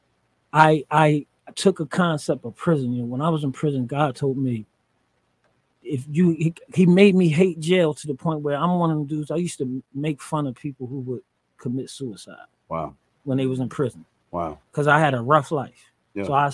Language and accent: English; Philadelphia, Pennsylvania, United States; I'm from North Philly.